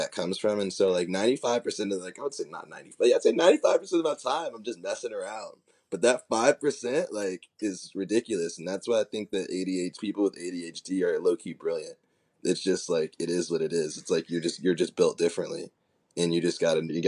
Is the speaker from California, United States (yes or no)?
yes; Oakland, California, United States; me growing up in Oakland, me growing up in Silicon Valley